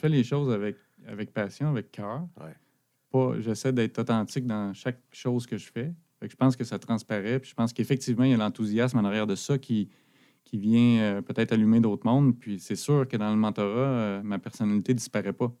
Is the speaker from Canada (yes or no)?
yes; Abitibi, Quebec, Canada; moved away as an adult; now in Sherbrooke, Canada; j'habite à Sherbrooke depuis l'université. je suis originaire de l'Abitibi.